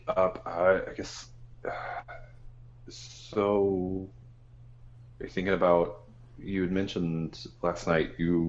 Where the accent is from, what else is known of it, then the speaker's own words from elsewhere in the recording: New York, United States; I mean, listen, I guess I can grace Boston with my presence as a New Yorker.